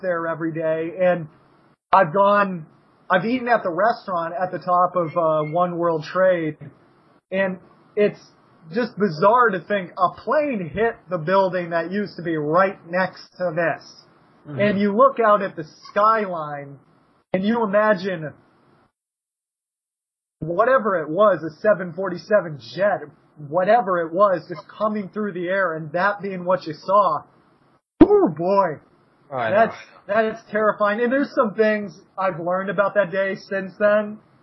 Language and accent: English; United States; as an American